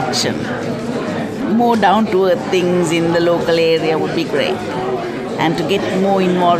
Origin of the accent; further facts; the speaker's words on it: the Midlands, England, United Kingdom; I come from the Midlands.